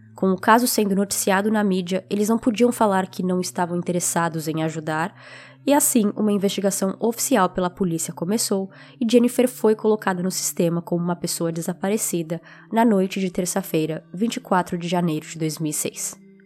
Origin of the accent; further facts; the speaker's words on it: São Paulo, Brazil; now in United States; especificamente em São Paulo, que é de onde eu sou